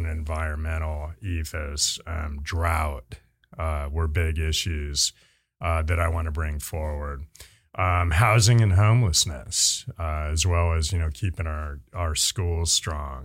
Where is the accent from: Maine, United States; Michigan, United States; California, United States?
California, United States; Bay Area; now in San Rafael, United States; I'm a Bay Area native. Um, proudly grew up there